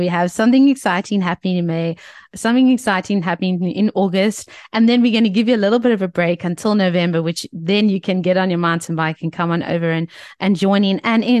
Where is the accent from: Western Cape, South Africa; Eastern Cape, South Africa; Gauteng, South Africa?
Western Cape, South Africa; Cape Town; We're from Cape Town.